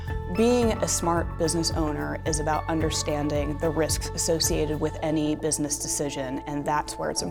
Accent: Brookville, Pennsylvania, United States; moved away as an adult; also born or lived in Philadelphia; So I grew up in western Pennsylvania, a small town called Brookville.

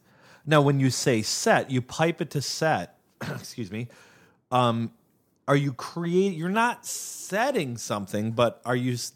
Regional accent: Wisconsin, United States; accent: Wisconsin; Yeah, I could whip out my, I could whip out my Wisconsin accent

